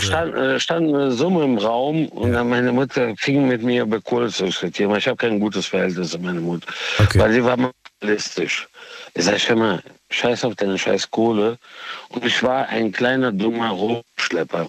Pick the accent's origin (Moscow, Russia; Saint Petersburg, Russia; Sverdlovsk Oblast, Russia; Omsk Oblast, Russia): Moscow, Russia; now in Cologne, Germany; Ich bin äh, äh aus Moskau mit russischem äh, Migrationshintergrund